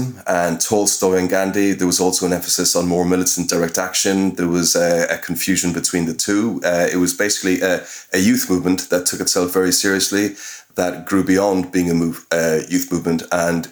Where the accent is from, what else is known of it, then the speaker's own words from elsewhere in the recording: Cork, Munster, Ireland; moved away; I'm from Cork City. I haven't lived in Ireland for many years